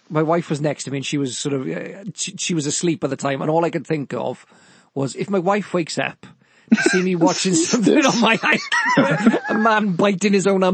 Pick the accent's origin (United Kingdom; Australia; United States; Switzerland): United Kingdom; Welsh, Wales; being Welsh